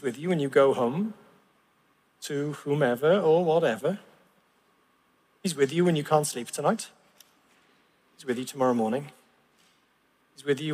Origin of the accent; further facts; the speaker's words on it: Llanelli, Wales, United Kingdom; I grew up in Llanelli